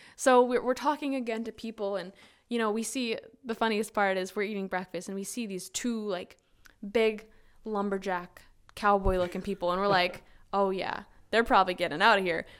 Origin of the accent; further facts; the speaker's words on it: Saskatchewan, Canada; moved away as an adult; also born or lived in Muskogee, Oklahoma; I was from Canada